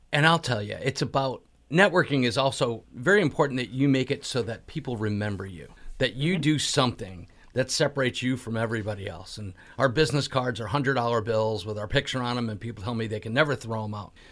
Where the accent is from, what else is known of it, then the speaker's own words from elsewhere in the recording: Connecticut, United States; I'm from Connecticut as well